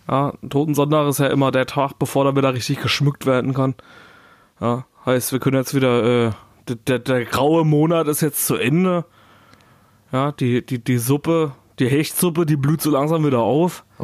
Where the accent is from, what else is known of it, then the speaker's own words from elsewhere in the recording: Erfurt, Thuringia, Germany; Echt? Ja. In meiner Heimat?